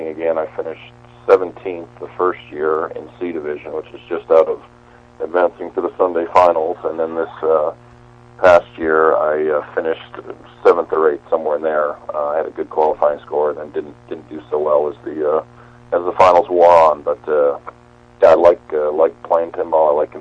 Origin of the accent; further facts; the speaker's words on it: Winnipeg, Manitoba, Canada; moved away as an adult; also born or lived in Seattle; I grew up in Winnipeg, which is the Slurpee capital of the world